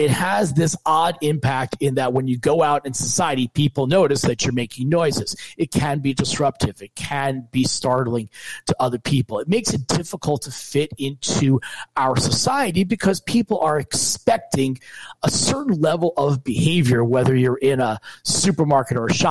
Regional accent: New Jersey, United States; moved away as an adult; also born or lived in New York; now in Michigan, United States; I am originally from New Jersey.

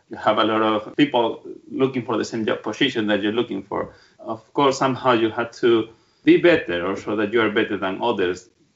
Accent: Calzadilla de los Barros, Badajoz, Extremadura, Spain; English is a second language; moved away as an adult; now in London, United Kingdom; I'm from the south of Spain. I'm from a small village in Badajoz called Calzaya de los Barros

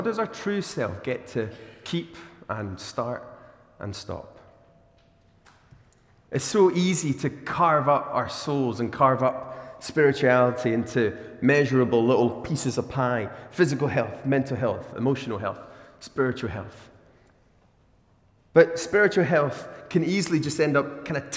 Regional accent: Glasgow, Scotland, United Kingdom; also born or lived in Australia; as a Glaswegian

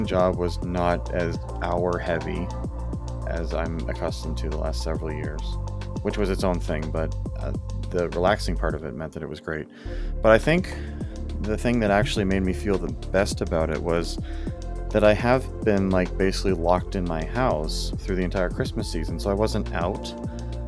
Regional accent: Canada; we're Canadian

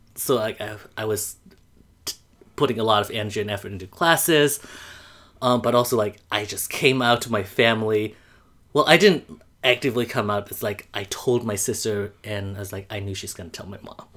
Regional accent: Mandalay, Mandalay Region, Myanmar; moved away as an adult; also born or lived in Iowa / Indiana; now in New York, United States; I am from Mandalay, Burma.

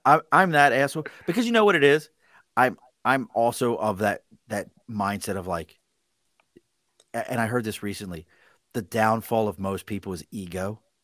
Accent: Baltimore, Maryland, United States; Growing up in Baltimore, Steel City

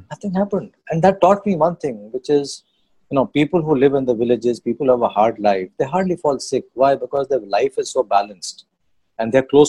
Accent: Sivasagar, Assam, India; I'm from Sibsagar.

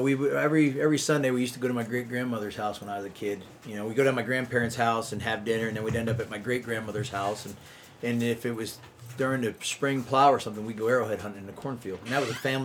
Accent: Muncy, Pennsylvania, United States; also born or lived in El Paso, Texas; now in Michigan, United States; I grew up in Pennsylvania, and in north central Pennsylvania in a little town called Muncie along the Susquehanna River on the West Branch

